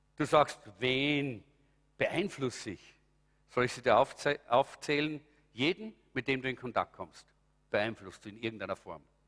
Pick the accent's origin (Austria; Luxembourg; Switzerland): Austria; bei uns in Europa oder in Österreich